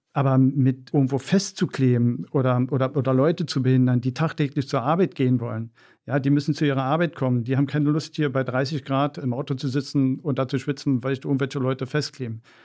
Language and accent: German; Berlin, Germany; ich bin in Wedding groß geworden